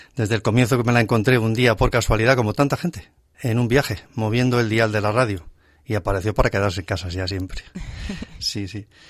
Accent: Alcorcón, Community of Madrid, Spain; also born or lived in Navalcarnero; nos vinimos a Alcorcón y allí en Alcorcón consigo. Desde entonces, decía prácticamente sí que es ya mi pueblo de corazón donde he crecido y me he casado

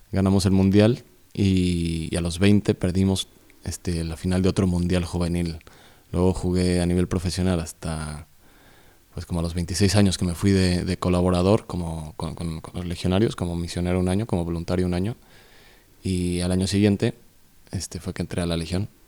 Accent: Mexico City, Mexico; moved away; soy del Ciudad de México del, Distrito Federal, bueno, le han cambiado el nombre, Ciudad de México. Nací en el 80, de hecho hoy es mi cumpleaños

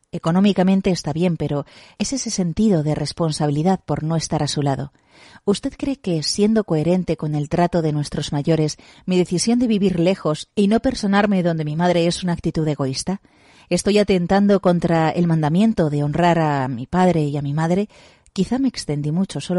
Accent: Colombia; now in Barcelona, Spain; Soy colombiana, Llegué hace 20 años a Barcelona y aquí hemos construido una familia, mi esposo y yo colombianos, y dos hijos de 17 y 12 años, chica y chico.

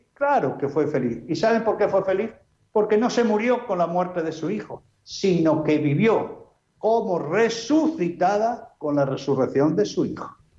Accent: Alba de Tormes, Castile and León, Spain; moved away; la santa que está enterrada en mi pueblo, Santa Teresa de Jesús, enterrada en Alba de Tormes, Salamanca.

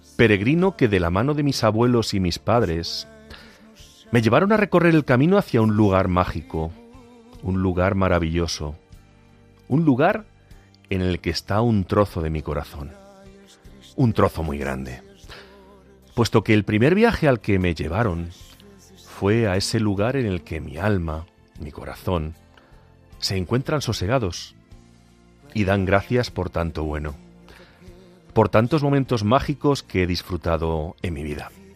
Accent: Agudo, Castilla-La Mancha, Spain; moved away; en mi pueblo, en Agudo

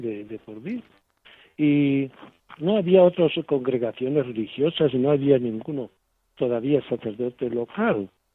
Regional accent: Spain; moved away as an adult; now in Zimbabwe; el día de mi despedida en mi pueblo y ante la Virgen de lo Alto, la patrona del pueblo, ¿no? El cariño que le teníamos porque había sido desde monaguillo hasta ahora sacerdote

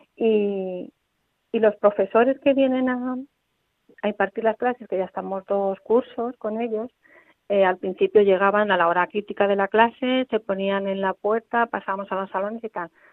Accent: Corral de Almaguer, Castilla-La Mancha, Spain; moved away as an adult; now in Toledo, Spain; Yo soy de Corral de Almaguer, del pueblo de Corral de Almaguer

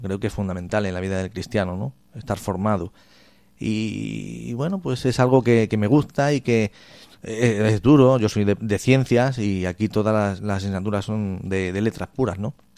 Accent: Cáceres, Extremadura, Spain; also born or lived in Almendralejo; soy natural de Cáceres

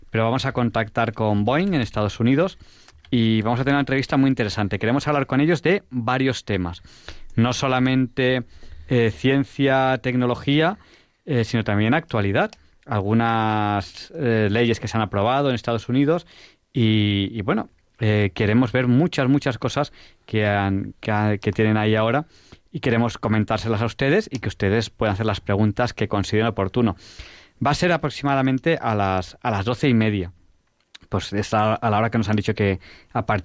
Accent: Spain; Yo soy español, español.

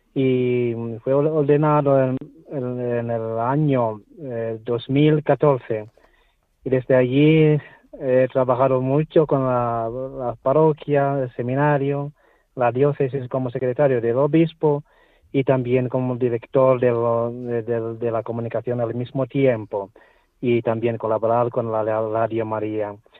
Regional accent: Tanzania; Spanish is a second language; moved away as an adult; now in Spain; estoy aquí en mi país de origen con mi madre y con la parroquia aquí donde nací yo

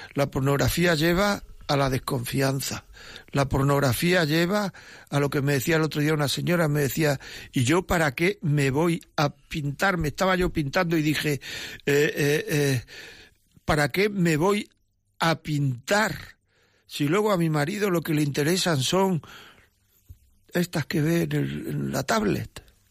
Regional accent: Granada, Andalusia, Spain; now in Madrid, Spain; vivo en Madrid aunque soy de Granada

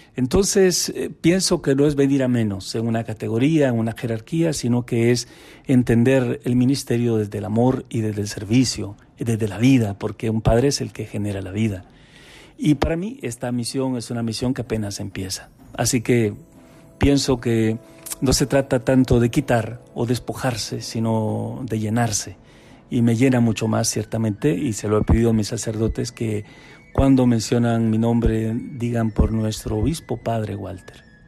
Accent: Honduras; Tenemos más de 100 sacerdotes salidos de mi tierra, es decir, de mi diócesis

